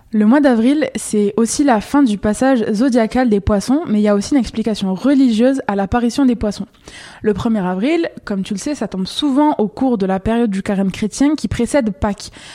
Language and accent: French; Quebec, Canada; chez nous au Québec